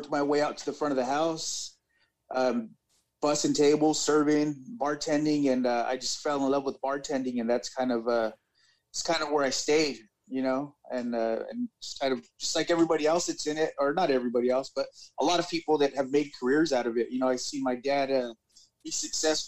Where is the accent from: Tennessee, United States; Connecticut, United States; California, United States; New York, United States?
California, United States; Central Valley; I am from California, Central Valley, right smack in the middle of California